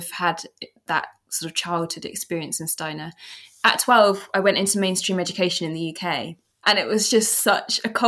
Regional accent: London, United Kingdom; I always say that it's really interesting because growing up in London, I mean, it's like a big city, of course, but I didn't really have memories of the urban landscape.

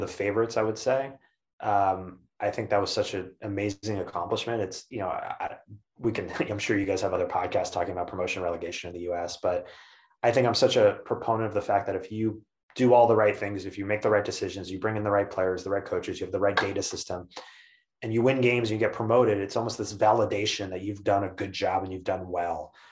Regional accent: United States; being an American in European football in a leadership position

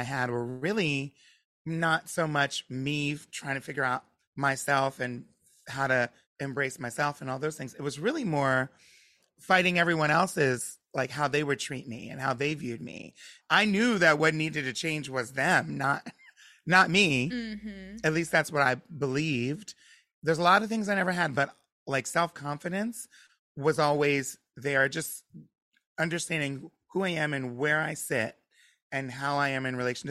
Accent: Pennsylvania, United States; moved away; also born or lived in Delaware; born in Pennsylvania and then moved to Delaware

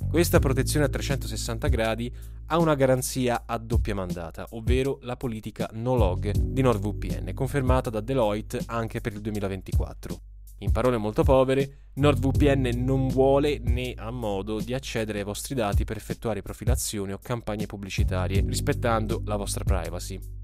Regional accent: Italy; dalle nostre parti in Italia

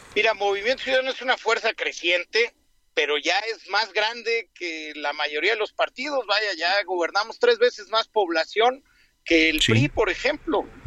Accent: Mexico City, Mexico; necesitamos recuperar la dignidad como chilangos

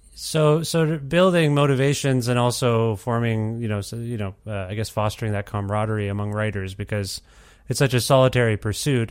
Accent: Ontario, Canada; now in Alberta, Canada; I grew up in Ontario and now I live in Alberta

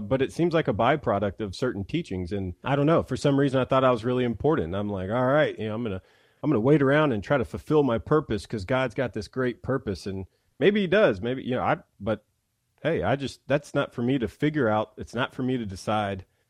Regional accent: Mississippi, United States; now in Nashville, United States

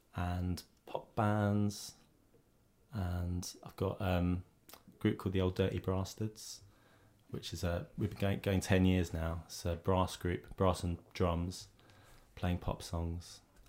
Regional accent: Southend-on-Sea, East of England, United Kingdom; I'm from Southend in Essex.

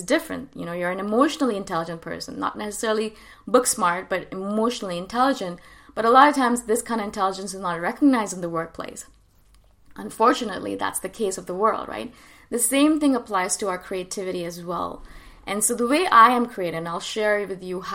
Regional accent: India; moved away; I am from India originally.

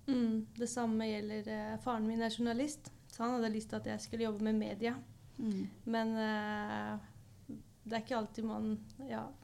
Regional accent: Oslo, Norway; er også fra Oslo

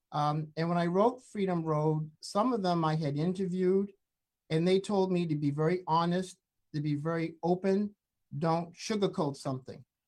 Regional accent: the North, United States; growing up in the North

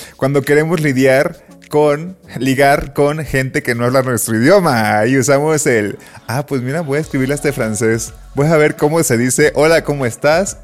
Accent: Colima, Mexico; tengo tatuado Colima

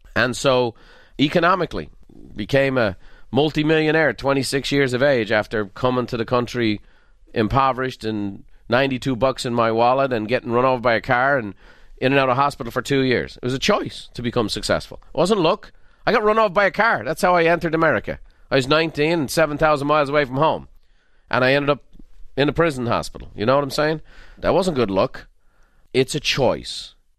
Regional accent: Dublin, Leinster, Ireland; I'm from Dublin

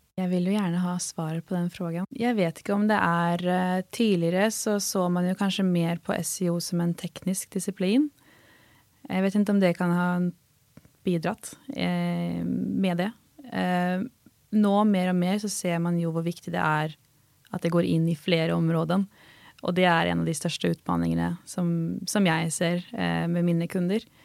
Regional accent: Halden, Østfold, Norway; som norrman och eh, från Halden

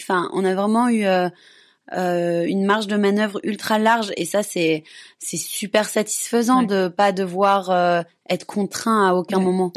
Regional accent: Belgium; moved away; je suis belge

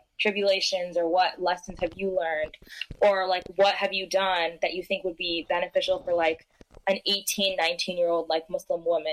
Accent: New York area, United States; I'm from the New York area

